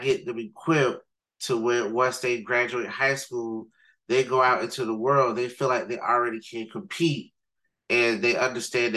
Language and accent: English; Riviera Beach, Florida, United States; growing up in Riviera Beach